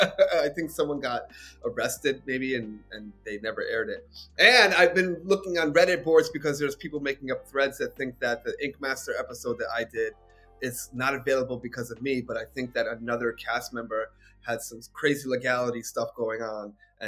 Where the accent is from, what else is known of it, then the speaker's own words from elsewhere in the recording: Bronx, New York, United States; I'm from the Bronx, but you guys have been through some shit.